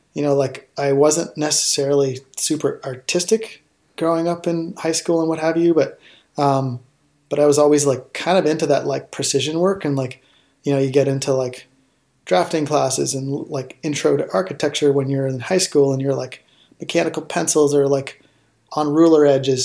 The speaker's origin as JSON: {"language": "English", "area": "outside of Toronto", "region": "Ontario", "country": "Canada", "tie": "born or raised there", "said": "I grew up outside of Toronto, Ontario, and up in Canada."}